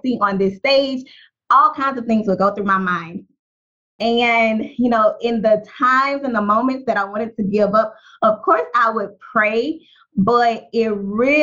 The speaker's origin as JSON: {"language": "English", "town": "Baton Rouge", "region": "Louisiana", "country": "United States", "tie": "born or raised there", "said": "I grew up in North Baton Rouge, Louisiana"}